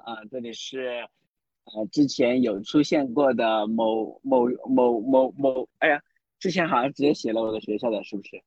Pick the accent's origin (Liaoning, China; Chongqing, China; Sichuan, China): Chongqing, China; also born or lived in Beijing; now in Chengdu, China; 我是重庆人